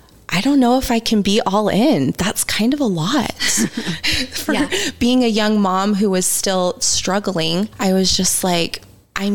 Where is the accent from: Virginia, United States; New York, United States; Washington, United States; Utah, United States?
Utah, United States; Growing up in Utah, religion is kind of a big thing here